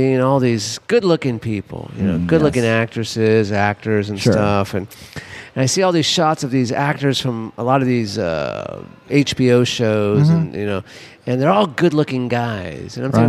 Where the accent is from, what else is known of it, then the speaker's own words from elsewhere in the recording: Los Angeles, California, United States; moved away; Like, I grew up in Los Angeles, worked in the industry, movie industry, TV industry